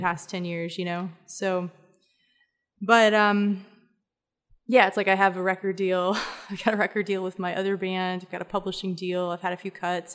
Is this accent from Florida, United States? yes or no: no; Atlanta, Georgia, United States; moved away as an adult; also born or lived in Mentone, Alabama / Ireland; now in Texas, United States; I grew up as much in Atlanta and Decatur a, as I did in Alabama